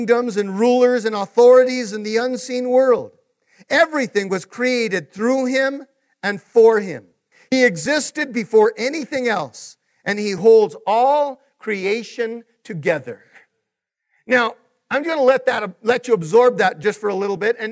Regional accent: Taos, New Mexico, United States; moved away; I'm originally from Taos

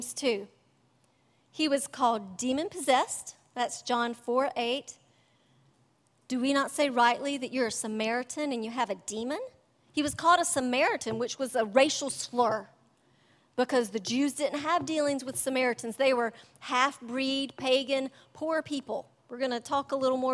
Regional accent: United States; I couldn't think of a time when I've been persecuted for my faith, thank God, as an American

